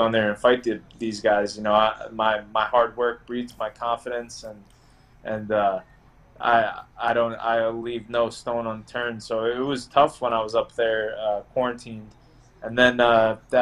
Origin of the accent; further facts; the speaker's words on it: Long Island, New York, United States; moved away as an adult; also born or lived in Tampa, Florida; I grew up in Long Island, so, you know, that's always home